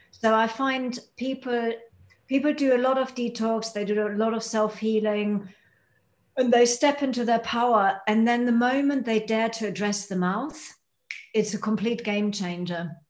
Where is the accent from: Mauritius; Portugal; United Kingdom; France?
United Kingdom; by being a Brit, that's how you help people step into their power